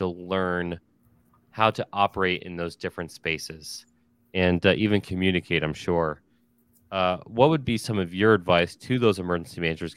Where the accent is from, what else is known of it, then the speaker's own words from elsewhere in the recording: outside of Philadelphia, Pennsylvania, United States; I was born outside of Philadelphia. My father's from Philadelphia